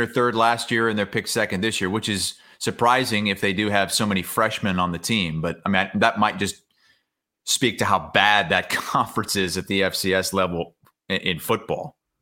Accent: Iowa, United States; growing up in Iowa

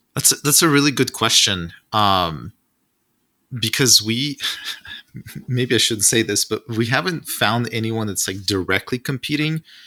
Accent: Russia; moved away; I'm originally from Russia

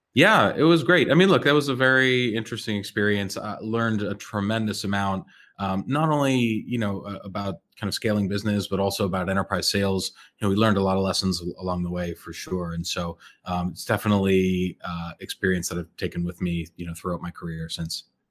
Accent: Andover, Massachusetts, United States; moved away as an adult; also born or lived in Montreal; I grew up in Andover, Massachusetts, which is, uh, you know, just north of Boston

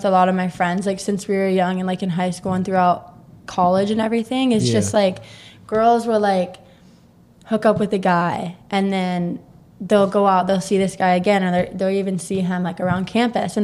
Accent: Murray, Kentucky, United States; moved away; a Murray, Kentucky mentality thing. Like, I'm from a small-ass town, Christian, conservative.

